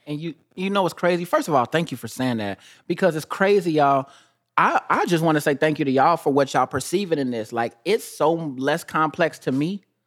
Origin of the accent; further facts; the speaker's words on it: Kansas City, United States; I'm from Kansas City